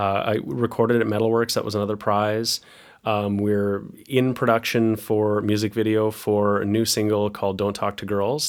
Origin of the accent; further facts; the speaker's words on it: Picton, Ontario, Canada; moved away as an adult; also born or lived in Waterloo, Ontario; I, I'm from Picton, where my parents live